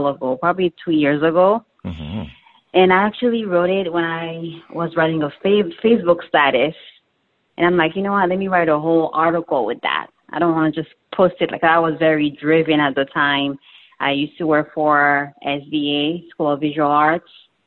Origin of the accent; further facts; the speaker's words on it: Haiti; I'm from Haiti